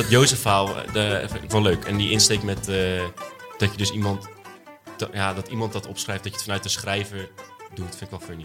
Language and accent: Dutch; edge of the Bible Belt, Netherlands; Ik kom uit de Bijbelbelt. Nou, ik kom niet uit de bijbel Net op de grens van de Bijbelbelt